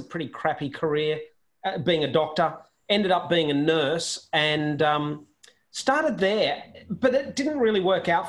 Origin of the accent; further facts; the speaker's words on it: Sydney, New South Wales, Australia; I grew up on Sydney's northern beaches